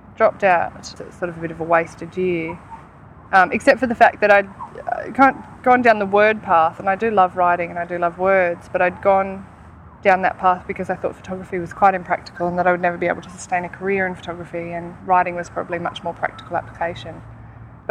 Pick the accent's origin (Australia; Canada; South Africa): Australia; Murwillumbah, Northern New South Wales; I grew up in Moorloombah, Northern New South Wales.